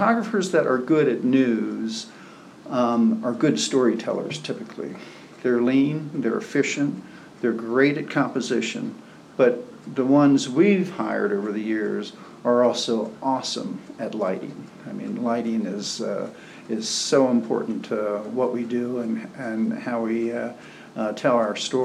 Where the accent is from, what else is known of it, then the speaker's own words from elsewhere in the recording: Baltimore, Maryland, United States; moved away; I'm from Baltimore